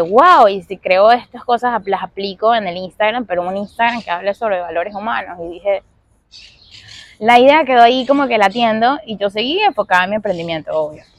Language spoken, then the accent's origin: Spanish; Venezuela; moved away as an adult; also born or lived in Caracas; now in Miami, United States; yo soy venezolana, llevo ya siete años viviendo aquí en Miami